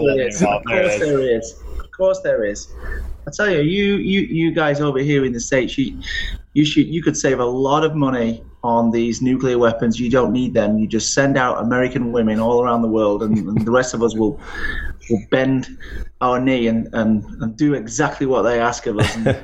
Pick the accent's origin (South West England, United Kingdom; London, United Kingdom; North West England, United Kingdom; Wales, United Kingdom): North West England, United Kingdom; Salford; moved away as an adult; also born or lived in Manhattan, New York; now in Philadelphia, United States; I am from God's own city of Manchester in the north of England, the home of the Industrial Revolution. The reason why I'm over here in the States